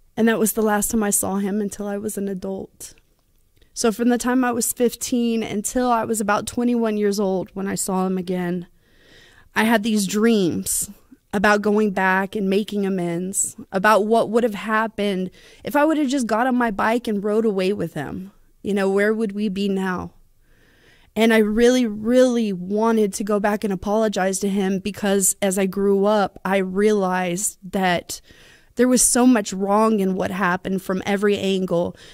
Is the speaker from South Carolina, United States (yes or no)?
no; Bossier City, Louisiana, United States; also born or lived in Dixian, Louisiana; now in San Antonio, United States; I'm from San Antonio, Texas, but I am originally from Bossier City, Louisiana